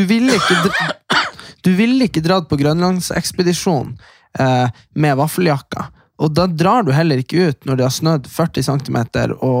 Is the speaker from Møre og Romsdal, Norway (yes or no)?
no; Nordland, Norway; der vi er fra, eh, det er jo aldri stengt på Kråkmo eller på Saltfjellet